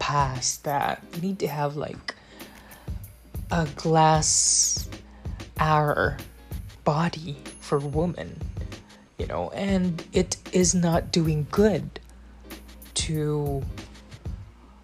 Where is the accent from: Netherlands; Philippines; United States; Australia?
Philippines; I'm from the Philippines